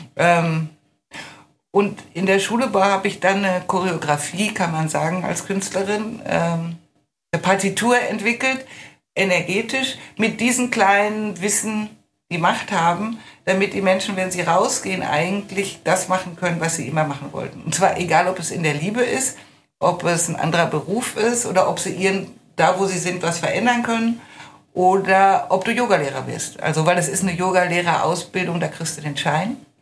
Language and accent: German; Lüdenscheid, North Rhine-Westphalia, Germany; moved away as an adult; also born or lived in Lüneburg / Hattingen; Ich bin geboren in Lüneburg am Sande. Ähm, aber nach ein paar Monaten sind wir dann schon weggezogen nach, glaube nach Hattingen und dann ging es nach Lüdenscheid. Da war ich vier